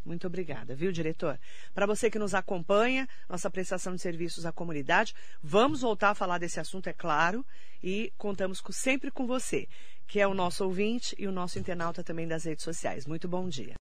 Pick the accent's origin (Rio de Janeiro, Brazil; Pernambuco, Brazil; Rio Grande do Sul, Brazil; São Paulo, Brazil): São Paulo, Brazil; Mogi das Cruzes; nós que somos de Mogi